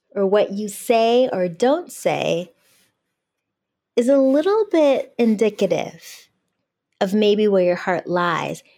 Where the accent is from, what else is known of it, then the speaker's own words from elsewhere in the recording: outside Detroit, Michigan, United States; I'm from Podunk, Michigan, outside Detroit, not right in the city